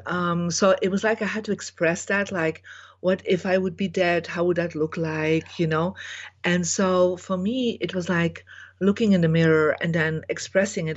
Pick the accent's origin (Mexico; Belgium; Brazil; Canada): Belgium; I was born in Belgium